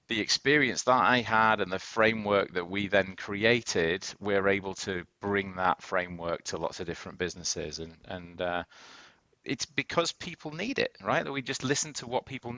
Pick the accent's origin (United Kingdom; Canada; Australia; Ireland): United Kingdom; also born or lived in Boston; now in New York City, United States; I'm British originally